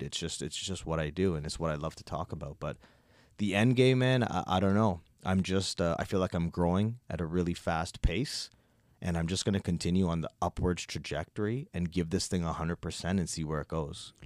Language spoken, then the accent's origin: English; Toronto, Ontario, Canada; also born or lived in Nova Scotia; born and raised in Toronto, born into a Guyanese household